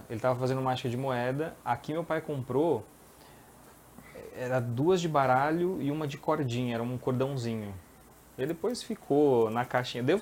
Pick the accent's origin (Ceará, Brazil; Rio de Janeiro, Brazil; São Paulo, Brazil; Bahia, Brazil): São Paulo, Brazil; São Bernardo do Campo; born there; Não, eu sou nascido em São Bernardo. São Bernardo. São Bernardo, depois mudei para São Paulo